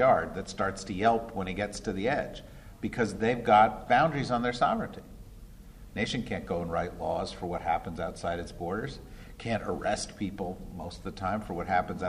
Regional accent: New Jersey, United States; I grew up in New Jersey, which is another state

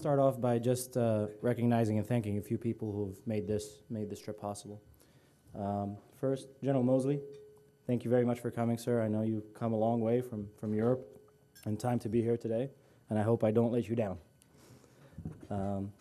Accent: Abu Dhabi, United Arab Emirates; moved away as an adult; also born or lived in Cairo, Egypt; now in Washington, United States; I grew up in Cairo and Abu Dhabi

